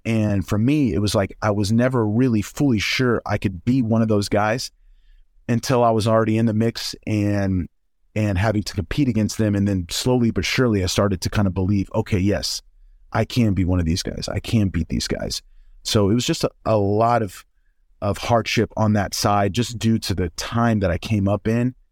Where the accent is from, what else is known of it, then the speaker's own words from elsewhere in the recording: Oklahoma, United States; I'm from Oklahoma.